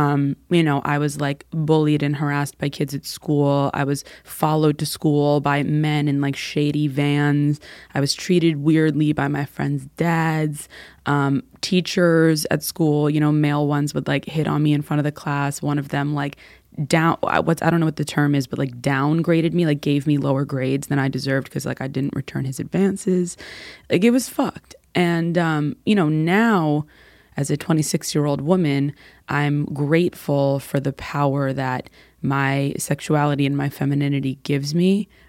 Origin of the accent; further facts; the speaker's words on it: New York City, New York, United States; So I grew up in New York City, born and raised. We are a rare breed of human being that are still living there, unicorns.